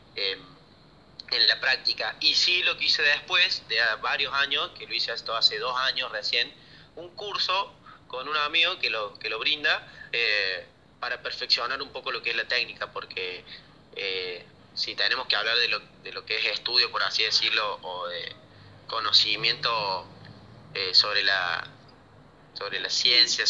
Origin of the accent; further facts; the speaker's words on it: Córdoba, Argentina; soy bastante, bastante cordobés